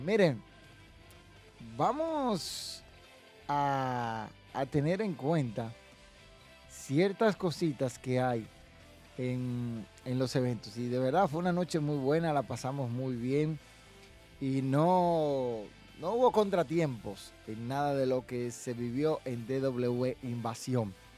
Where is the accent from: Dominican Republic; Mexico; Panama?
Dominican Republic; yo apoyo el producto local que se produce aquí en República Dominicana